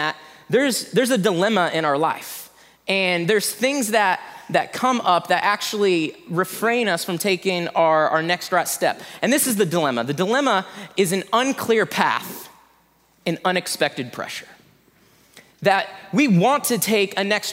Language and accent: English; Indiana, United States; moved away; I'm actually from Indiana